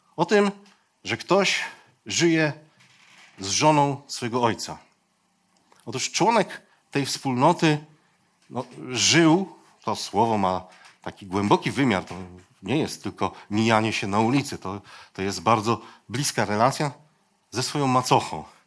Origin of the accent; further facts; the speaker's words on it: Poland; Ja się wychowałem gdzieś tam u schyłku, u schyłku PRL-u